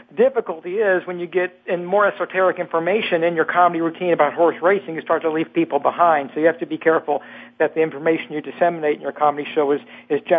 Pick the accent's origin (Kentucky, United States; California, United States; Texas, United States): Kentucky, United States; Louisville; I'm from Kentucky